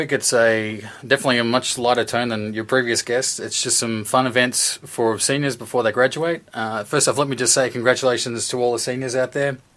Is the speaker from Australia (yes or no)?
yes; Australia; born or raised there; moved away as an adult; now in Michigan, United States